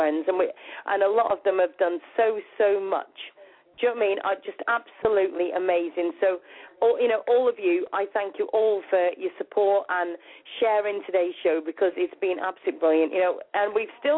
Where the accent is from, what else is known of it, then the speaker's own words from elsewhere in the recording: England, United Kingdom; I'm English